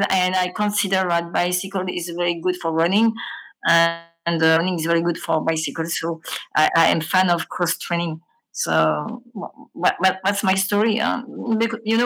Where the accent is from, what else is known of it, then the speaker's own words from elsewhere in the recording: Grenoble, Auvergne-Rhône-Alpes, France; I was born in Grenoble, and at the age of 10 years, I decided to go to school by bicycle, but my school was very far from my home, and it was in Grenoble